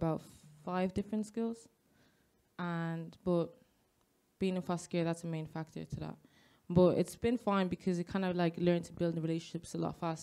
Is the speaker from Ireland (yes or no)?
yes; Dublin, Leinster, Ireland; first language Spanish; English is a second language; also born or lived in Madrid, Spain; I grew up originally in Spain, and then I moved to Ireland when I was 8 years old, and I'm 22 now. So I've been in Dublin for all my life